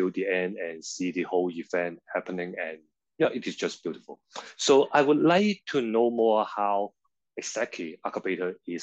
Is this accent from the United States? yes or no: no; Hong Kong; I'm born and raised in Hong Kong.